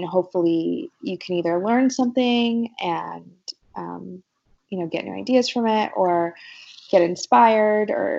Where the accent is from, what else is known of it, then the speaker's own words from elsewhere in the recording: Wichita, Kansas, United States; moved away as an adult; now in Los Angeles, United States; I grew up in the Midwest. I'm from Wichita, Kansas originally